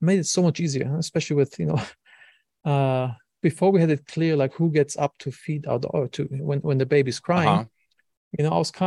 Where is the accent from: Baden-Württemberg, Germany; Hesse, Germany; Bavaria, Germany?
Hesse, Germany; Wiesbaden; moved away; I'm from Germany originally.